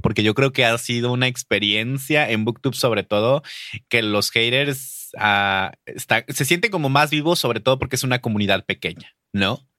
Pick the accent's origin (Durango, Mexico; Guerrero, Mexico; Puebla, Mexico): Durango, Mexico; Durango", o sea, que es de donde de donde yo donde yo nací